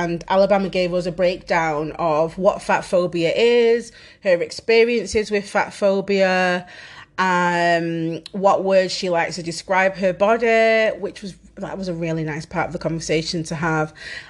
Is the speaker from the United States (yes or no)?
no; Manchester, North West England, United Kingdom; I am Mancunian as fuck and don't say words properly